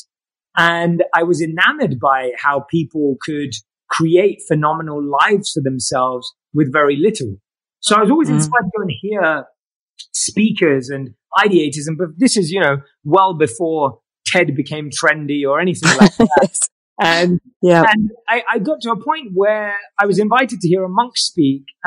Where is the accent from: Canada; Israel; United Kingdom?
United Kingdom; London; moved away as an adult; now in Los Angeles, United States; I grew up like any other Londoner, interested in all the things you would be growing up in London